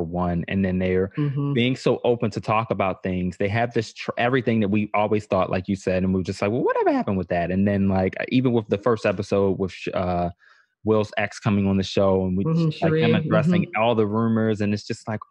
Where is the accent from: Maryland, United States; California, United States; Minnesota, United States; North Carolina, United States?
Maryland, United States; Baltimore; I'm from Baltimore